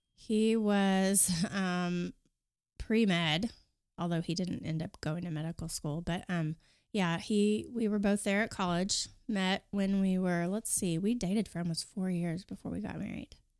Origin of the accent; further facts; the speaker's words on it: Kingfisher, Oklahoma, United States; I grew up in a small town northwest of Oklahoma City, Kingfisher